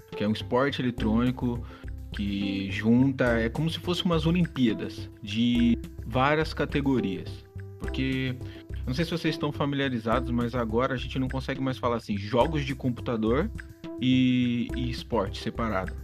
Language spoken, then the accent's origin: Portuguese; Brazil; Colocando a nossa parte aqui como brasileiro